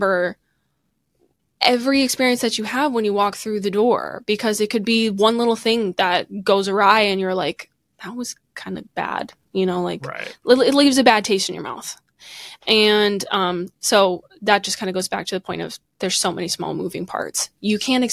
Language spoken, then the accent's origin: English; outside of Chicago, Illinois, United States; I grew up outside of Chicago